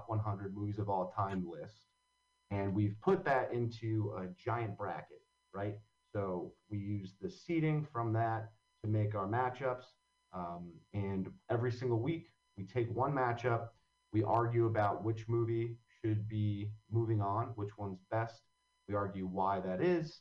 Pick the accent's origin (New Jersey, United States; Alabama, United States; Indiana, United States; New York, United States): New Jersey, United States; Long Valley; now in Hoboken, United States; So I grew up in Long Valley, New Jersey